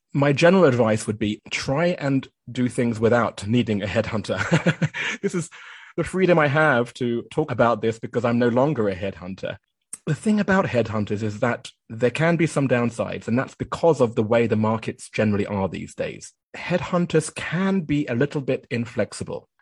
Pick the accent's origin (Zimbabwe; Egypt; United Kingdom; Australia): United Kingdom; moved away as an adult; also born or lived in Japan